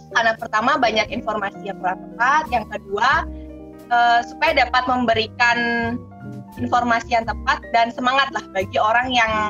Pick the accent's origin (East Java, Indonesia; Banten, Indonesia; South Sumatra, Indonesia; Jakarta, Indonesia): East Java, Indonesia; Surabaya; born there; also born or lived in Bali; Saya lahir di Surabaya, kemudian saya menemukan menyelesaikan pendidikan dokter saya di Fakultas Udayana Bali.